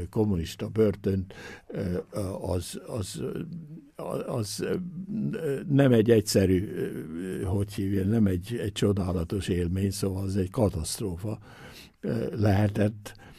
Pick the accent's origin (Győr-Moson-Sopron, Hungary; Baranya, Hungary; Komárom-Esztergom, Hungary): Győr-Moson-Sopron, Hungary; Győr; now in Innsbruck, Austria; én is ott születtem